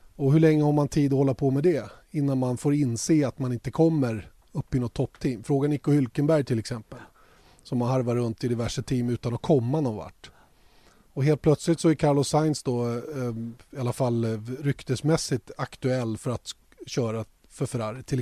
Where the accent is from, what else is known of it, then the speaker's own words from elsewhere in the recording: Sweden; Eftersom vi är svenskar